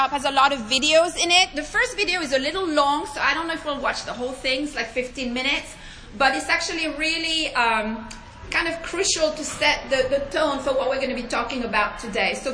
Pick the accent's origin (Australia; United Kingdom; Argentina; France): France; accent: French; please forgive my accent, I'm French